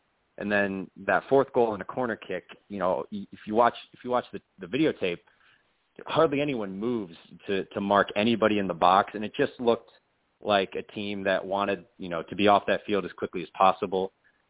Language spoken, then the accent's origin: English; Connecticut, United States; now in Austin, United States; I was born in Connecticut to a man from New Jersey, a father from New Jersey.